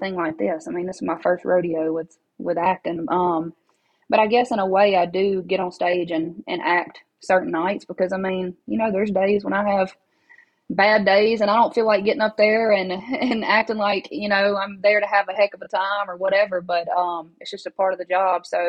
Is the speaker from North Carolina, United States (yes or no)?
no; Baskin, Louisiana, United States; accent: thick accent; moved away as an adult; now in Nashville, United States; where I'm from Northeast Louisiana, from a town of 200 people